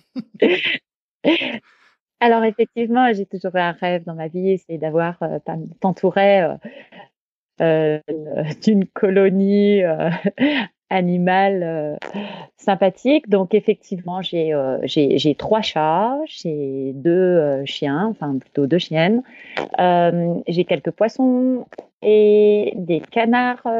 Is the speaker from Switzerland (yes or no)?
no; Champagne-Ardenne, near Reims, Grand Est, France; also born or lived in Grenoble; je suis née à Grenoble, moi, mais très vite, nous sommes revenus en Champagne-Ardenne, où j'ai fait toute mon enfance, près de Reims